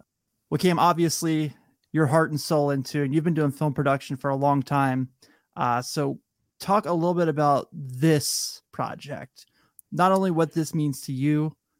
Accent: Newport, Kentucky, United States; I grew up in Northern Kentucky, right there in the Bellevue Newport area.

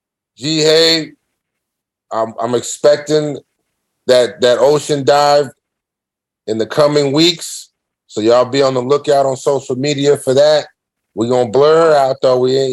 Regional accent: Sunnyvale, California, United States; My hometown in Sunnyvale, California

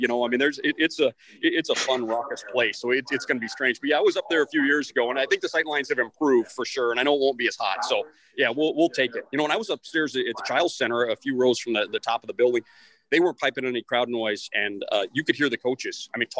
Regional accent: Houston, Texas, United States; moved away; I grew up in Houston, Texas

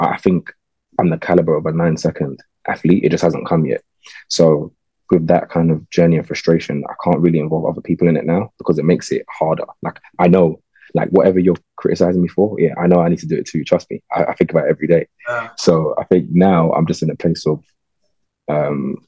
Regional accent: London, United Kingdom; Growing up in London is a big privilege, I think, because you kind of get exposed to life in a way a lot of people don't.

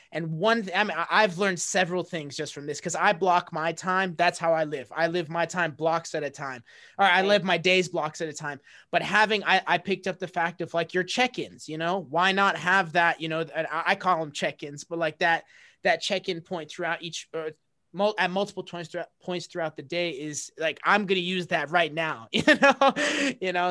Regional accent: United States; my family coming from a middle eastern background like they they enrolled me in those because that's what they thought I had to do as an American kid

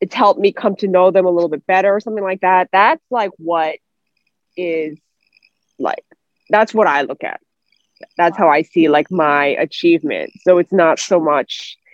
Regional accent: United States; I'm not 100% fluent, you know, because I was raised in America

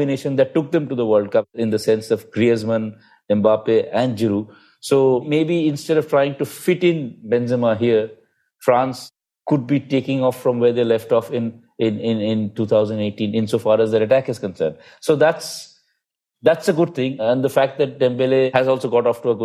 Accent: India; being an Indian

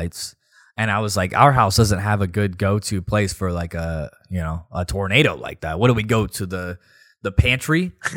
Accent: Nashville, Tennessee, United States; We're from Nashville

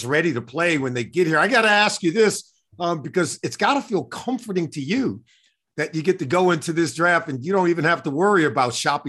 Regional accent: California, United States; I remember growing up in California at that time

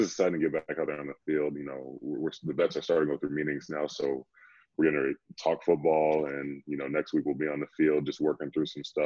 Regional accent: Tinley Park, Illinois, United States; moved away as an adult; also born or lived in Baltimore; I'm from Tinley Park, born and raised

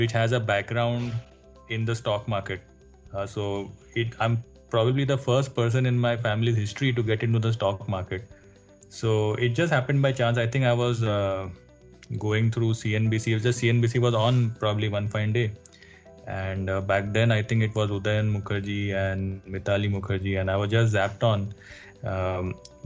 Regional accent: Mumbai, Maharashtra, India; I've actually born and brought up in Mumbai.

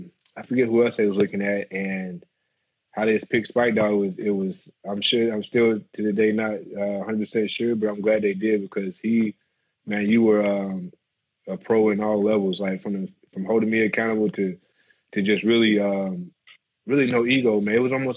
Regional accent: the South, United States; We laugh so much every day about something, about growing up in the South and dealing with, like, whether it was my daddy.

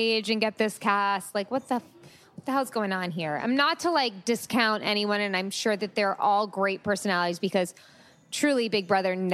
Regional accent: Long Island, New York, United States; I'm from Long Island

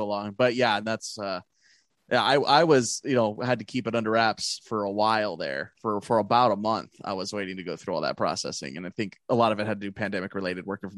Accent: La Habra, California, United States; also born or lived in Anaheim, California; where I'm from, La Habra, California

